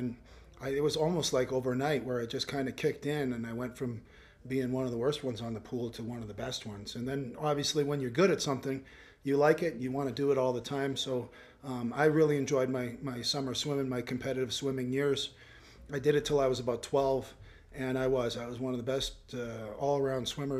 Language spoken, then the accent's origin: English; Canada; you're Canadian